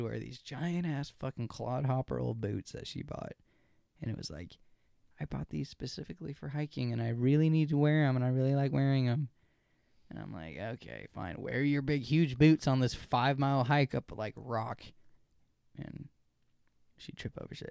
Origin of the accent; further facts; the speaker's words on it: United States; I'm an American